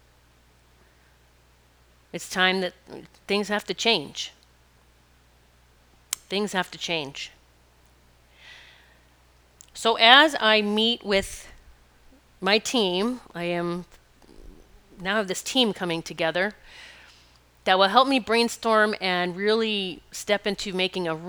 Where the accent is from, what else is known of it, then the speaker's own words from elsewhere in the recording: Rapid City, South Dakota, United States; I grew up in Rapid City, and our playground was mountains